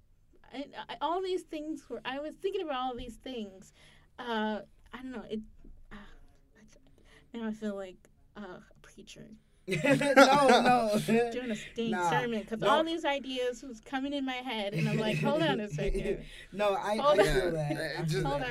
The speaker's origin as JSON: {"language": "English", "town": "Syracuse", "region": "New York", "country": "United States", "first_language": "English", "said": "I'm also from Syracuse, New York"}